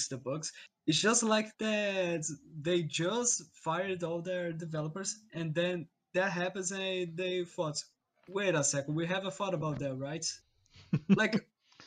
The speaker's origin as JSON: {"language": "English", "country": "Brazil", "said": "I'm from Brazil"}